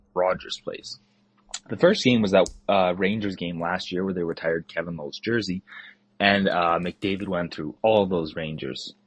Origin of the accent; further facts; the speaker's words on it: southern Alberta, Canada; I grew up in southern Alberta during the Jerome McGinn era.